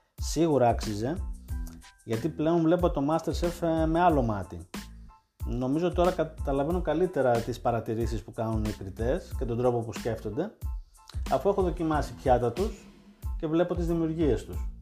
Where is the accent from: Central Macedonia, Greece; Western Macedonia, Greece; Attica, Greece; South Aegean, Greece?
Central Macedonia, Greece; Thessaloniki; εμεί είμαστε από Θεσσαλονίκη και έχουμε τη φιλοσοφία του χαλαρά